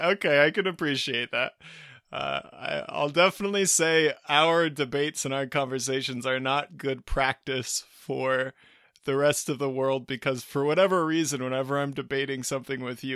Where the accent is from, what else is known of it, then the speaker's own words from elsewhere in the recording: United States; coming back to being an American in a particular position, globally speaking